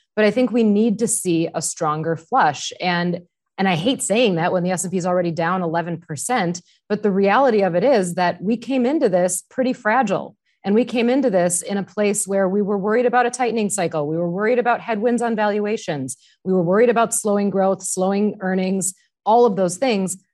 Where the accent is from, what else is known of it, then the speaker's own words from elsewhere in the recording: Wisconsin, United States; I grew up in Wisconsin.